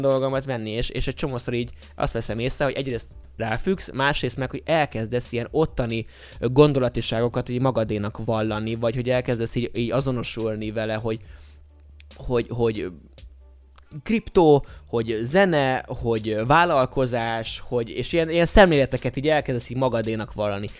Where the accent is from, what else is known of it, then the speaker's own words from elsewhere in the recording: Budapest, Hungary; a budai oldalon születtem